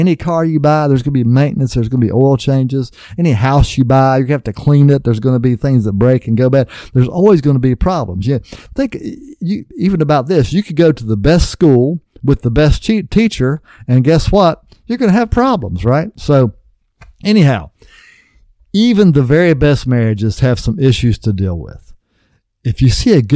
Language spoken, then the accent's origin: English; West Virginia, United States; I grew up in West Virginia on a farm.